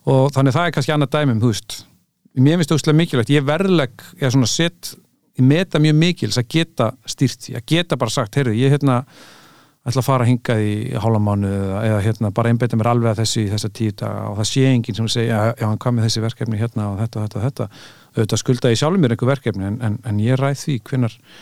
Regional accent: Reykjavík, Capital Region, Iceland; also born or lived in United States; ég elst ég upp í Fossvogi sko, 108

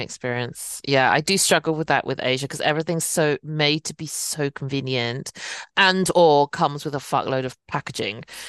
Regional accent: United Kingdom; as British Chinese

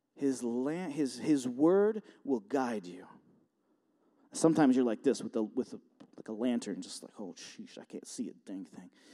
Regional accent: Buffalo, New York, United States; moved away as an adult; now in Warsaw, United States; I'm from Buffalo, and, um, I live in Warsaw now, and, um, about forty minutes away

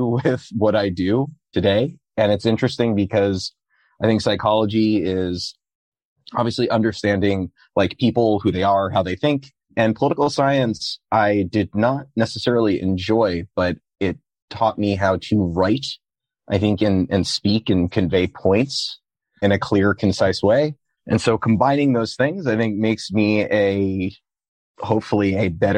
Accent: New York City, New York, United States; also born or lived in Michigan; I am a Manhattanite born and raised. So I have been in New York City my whole life, minus the 4 years I was at Michigan.

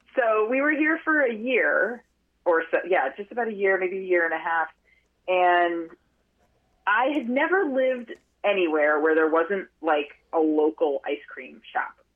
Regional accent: outside of Boston, Massachusetts, United States; moved away as an adult; also born or lived in Park City, Utah; now in Vermont, United States; I grew up outside of Boston

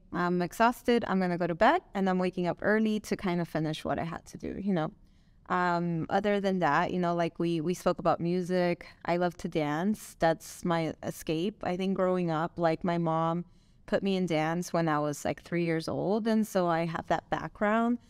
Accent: Nicaragua; English is a second language; also born or lived in Miami, Florida; now in Las Vegas, United States; I am from Miami, Florida, but I was born and raised in Nicaragua, Central America.

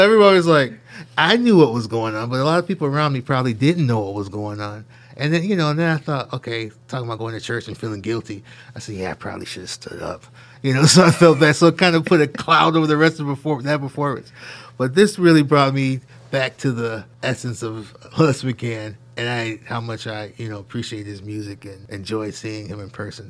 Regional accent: Syracuse, New York, United States; growing up in Syracuse, I grew up right here in the campus

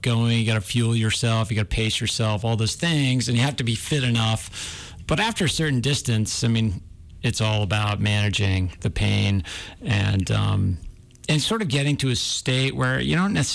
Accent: New Hampshire, United States; now in Missoula, United States; I grew up in New Hampshire, and those the White Mountains were my old stomping ground

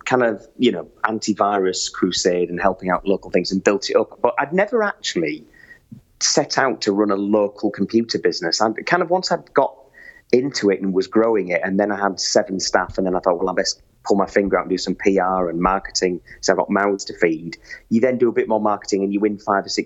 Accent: York, Yorkshire and the Humber, United Kingdom; moved away; I was an elected councillor in my hometown of York.

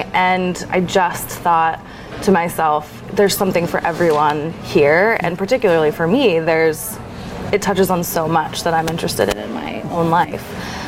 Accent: Lake Oswego, Oregon, United States; I grew up in Oregon, in Lake Oswego, just a little bit south of Portland

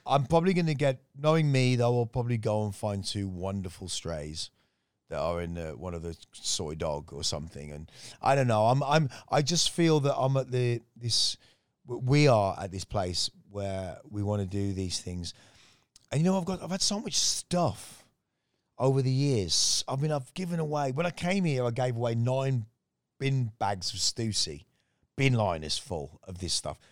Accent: West Midlands, United Kingdom; also born or lived in Miami / Manchester, Jamaica; now in Thailand; my growing up in the West Midlands in England

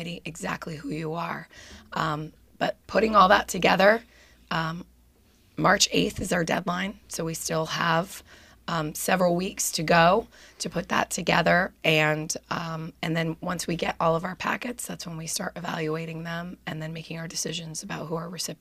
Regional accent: Plainfield, Connecticut, United States; also born or lived in Canada; I grew up in Plainfield, so only about a 20-minute drive.

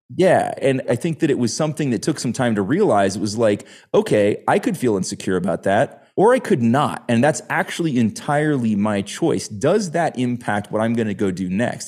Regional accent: United States; As an American growing up playing soccer

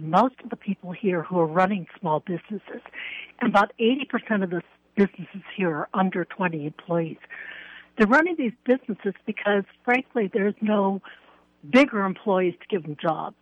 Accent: New York, United States; now in New Mexico, United States; I was originally from New York

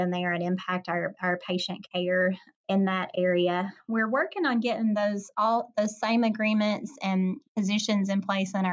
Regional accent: Smithville, Tennessee, United States; I had been the director at DeKalb Community Hospital in Smithville in my hometown

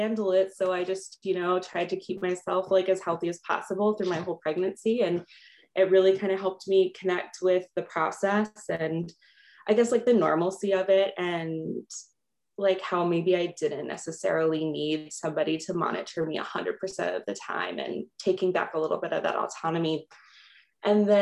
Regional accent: Los Angeles, California, United States; moved away as an adult; now in Minnesota, United States; I originally was born and raised in Los Angeles, California, and just moved to Minnesota during the pandemic

